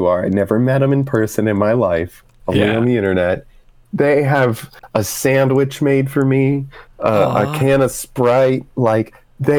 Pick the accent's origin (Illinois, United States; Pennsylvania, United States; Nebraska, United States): Pennsylvania, United States; Johnstown; they are actually friends of mine from my hometown